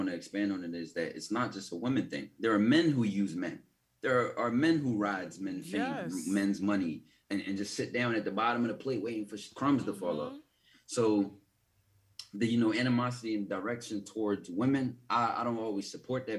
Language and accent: English; Philadelphia, Pennsylvania, United States; I'm from Philly.